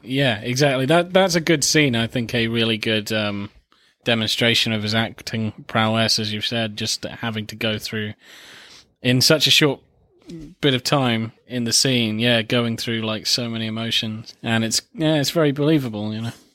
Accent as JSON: {"language": "English", "country": "United Kingdom", "said": "as a British man"}